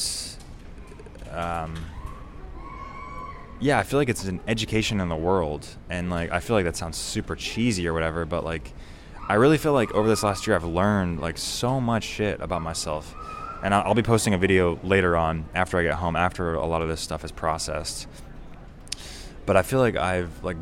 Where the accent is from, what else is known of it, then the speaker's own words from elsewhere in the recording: United States; I come from America.